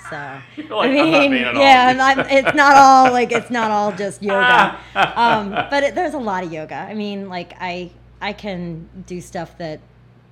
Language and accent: English; Philadelphia, Pennsylvania, United States; moved away; I'm originally from Philly